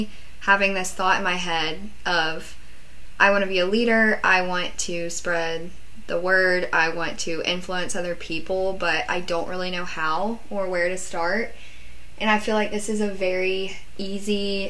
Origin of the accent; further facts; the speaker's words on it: Nashville, Tennessee, United States; I'm from Nashville